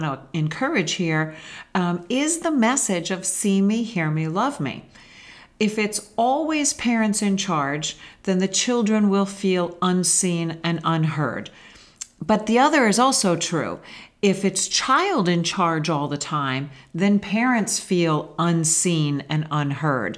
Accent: United States; we as Western American parents

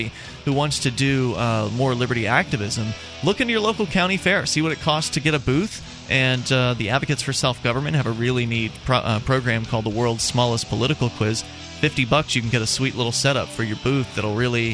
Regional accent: Florida, United States; moved away; I'm from Florida

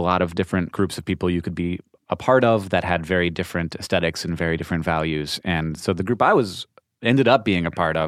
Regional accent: Orlando, Florida, United States; No, I grew up in Orlando.

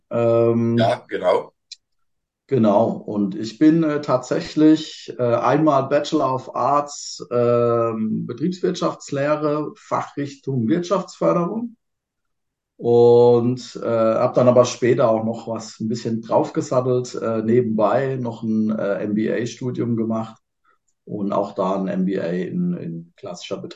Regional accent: Kurpfalz, Germany; Äh, ich bin ja Kurpfälzer, von denen mir fällt es einfach, ja.

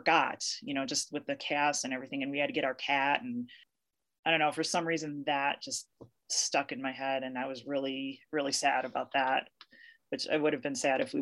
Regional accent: Chicago, Illinois, United States; now in Colorado, United States; I am originally from Chicago, but I've lived in Colorado and for a bit more than 20 years

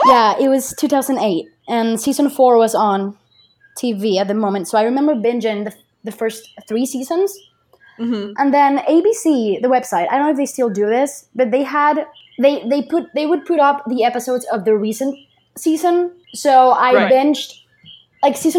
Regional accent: Puerto Rico; English is a second language; I'm from Puerto Rico.

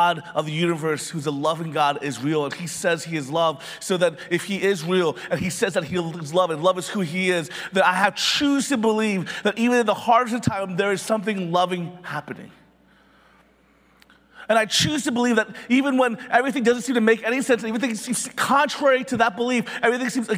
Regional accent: Philadelphia, Pennsylvania, United States; I was born in Philly

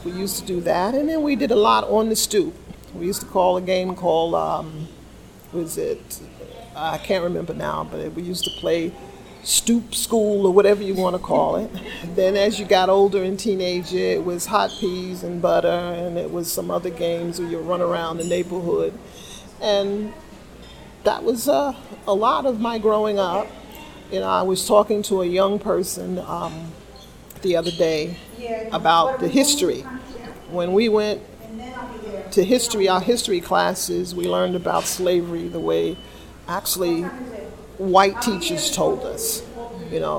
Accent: New York City, New York, United States; I grew up in Brooklyn

